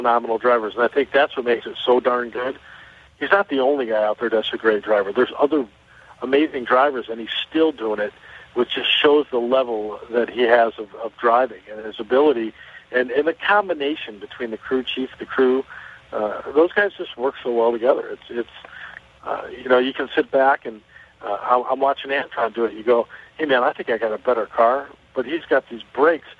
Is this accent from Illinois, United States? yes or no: yes; Chicago, Illinois, United States; I'm from Chicago